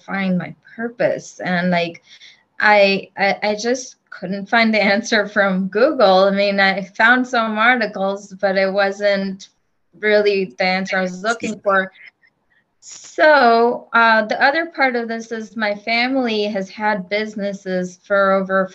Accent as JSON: {"language": "English", "country": "India", "tie": "born or raised there", "moved": "yes", "said": "I grew up in India"}